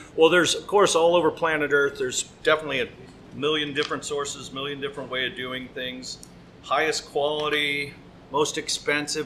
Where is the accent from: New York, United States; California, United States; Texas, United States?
California, United States; Pacifica; also born or lived in San Francisco, California; the local butcher shop in my hometown of Pacifica, California